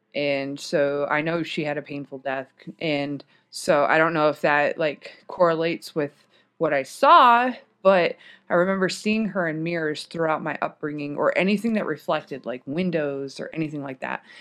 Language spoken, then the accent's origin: English; Michigan, United States; also born or lived in Washington / Germany; now in Texas, United States; I grew up in Michigan